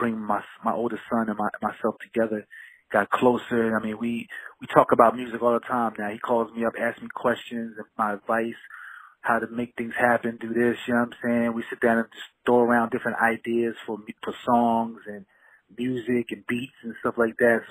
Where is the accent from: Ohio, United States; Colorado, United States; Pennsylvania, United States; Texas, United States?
Pennsylvania, United States; Philadelphia; moved away as an adult; now in California, United States; I moved out to California from my hometown of Philadelphia a few years ago